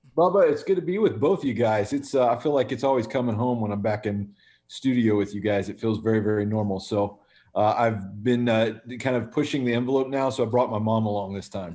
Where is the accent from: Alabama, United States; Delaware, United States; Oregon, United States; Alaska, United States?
Alabama, United States; Birmingham; We were raised in Birmingham, Alabama